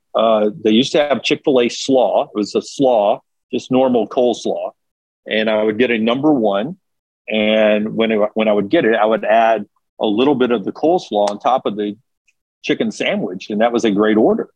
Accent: Birmingham, Alabama, United States; I grew up in Birmingham

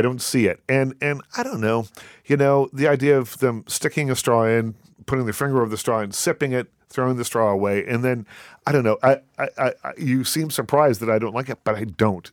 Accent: Nova Scotia, Canada; moved away; I'm from Nova Scotia originally

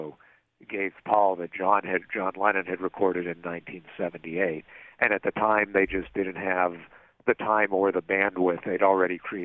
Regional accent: Pittsburgh, Pennsylvania, United States; moved away; My hometown

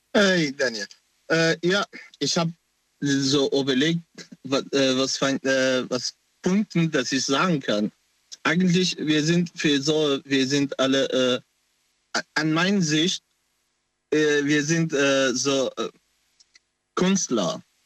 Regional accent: Afghanistan; German is a second language; now in Germany; Ich komme aus Afghanistan ursprünglich

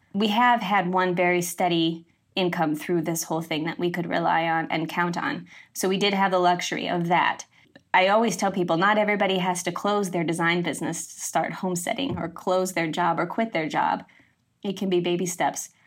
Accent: Midwest, United States; moved away as an adult; also born or lived in East Coast; I grew up in the Midwest

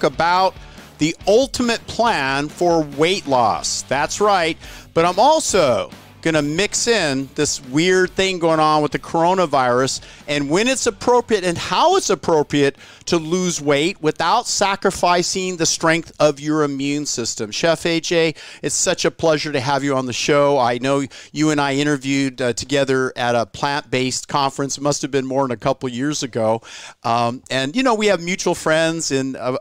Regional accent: California, United States; I've lived, born and raised in California my whole life

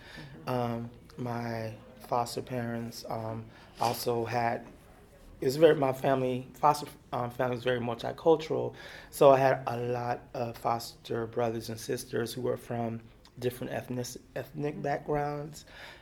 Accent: Germany; And then also because I grew up in Germany and I grew up in a predominantly white environment

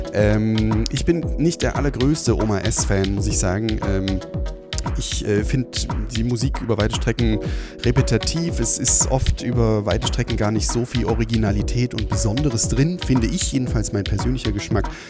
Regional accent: Weimar, Thuringia, Germany; aus meiner Heimatstadt, nämlich aus Weimar

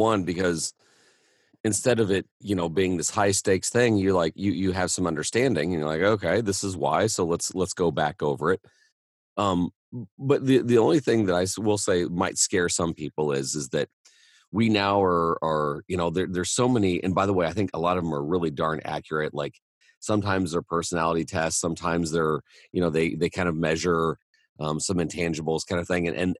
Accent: Indiana, United States; I'm from Indiana.

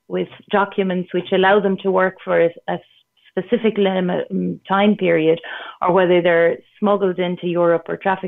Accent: Ireland; moved away; I'm from Ireland

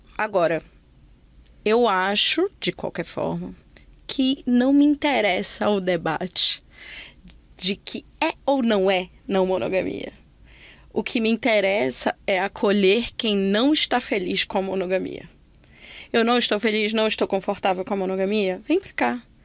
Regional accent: Belém, Pará, Brazil; moved away; foi só quando eu saí de Belém que eu cheguei aqui

